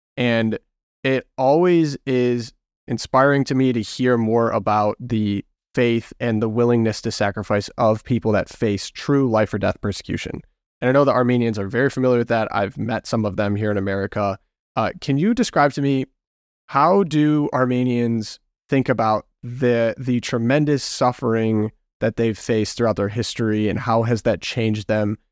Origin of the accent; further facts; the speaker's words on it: Midwest, United States; I grew up in the Midwest